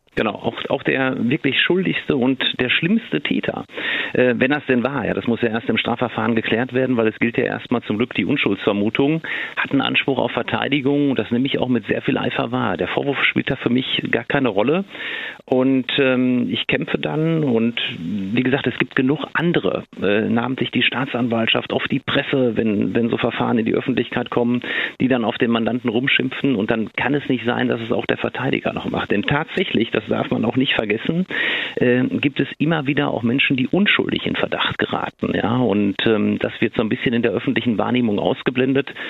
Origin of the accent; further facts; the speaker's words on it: Ruhr area, North Rhine-Westphalia, Germany; hier bei uns im Ruhrgebiet